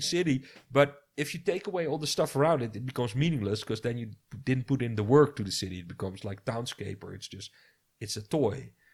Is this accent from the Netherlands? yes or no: yes; Netherlands; I'm from the Netherlands